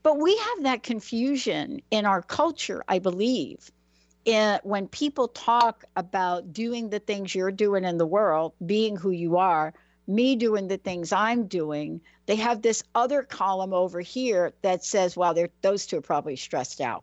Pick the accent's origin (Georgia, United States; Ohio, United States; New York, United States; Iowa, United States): New York, United States; New York City; growing up in New York City